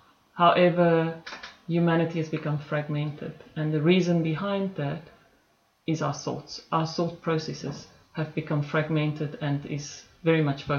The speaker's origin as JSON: {"language": "English", "town": "Copperton", "region": "Northern Cape", "country": "South Africa", "tie": "born or raised there", "also_born_or_lived": "Phalaborwa", "said": "Then we moved to a place called Copperton. Copperton is a very small"}